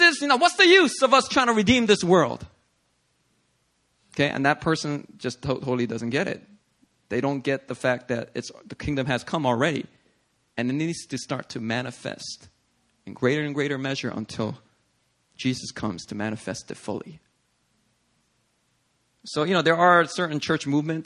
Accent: United States; I'm an American citizen

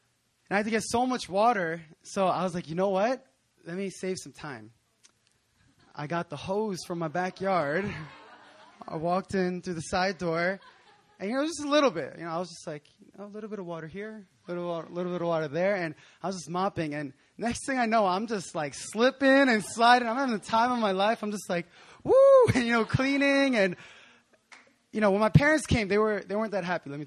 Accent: Philadelphia, Pennsylvania, United States; moved away as an adult; also born or lived in New Jersey; now in South Korea; I grew up in Philadelphia in Pennsylvania in the States

